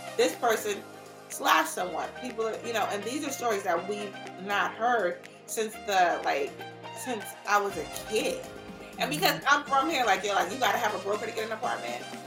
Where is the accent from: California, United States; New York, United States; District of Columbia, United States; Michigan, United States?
New York, United States; New York City; also born or lived in Los Angeles / Washington, D.C.; I am born and raised in New York.